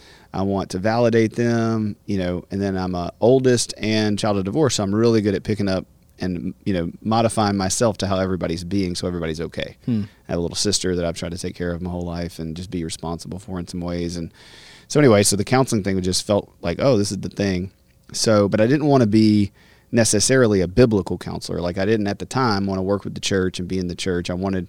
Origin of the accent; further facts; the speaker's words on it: Alexandria, Louisiana, United States; now in Shreveport, United States; I'm a counselor here in Shreveport. I'm from Alexandria, Louisiana, and grew up just, a couple hours from here